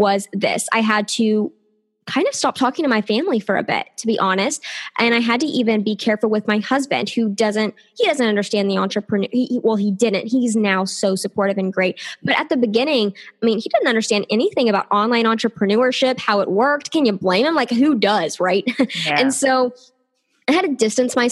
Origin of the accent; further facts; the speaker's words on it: the South, United States; I am from the South here in the States